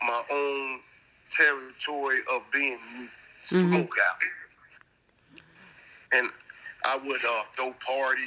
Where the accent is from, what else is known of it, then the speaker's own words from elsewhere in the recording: Gouldtown, New Jersey, United States; also born or lived in Bristol Village; I'm coming out of Gould Town up under the OGs that I was raised around in Gould Town